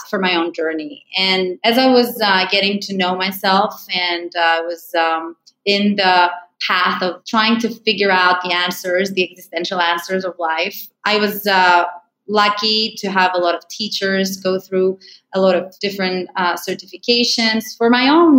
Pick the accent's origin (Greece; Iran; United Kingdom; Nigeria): Greece; moved away; also born or lived in United States; I'm originally from Greece